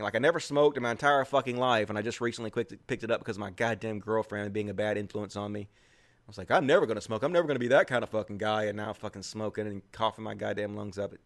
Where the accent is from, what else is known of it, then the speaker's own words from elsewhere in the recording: the South, United States; accent: Southern; that's just my Southern accent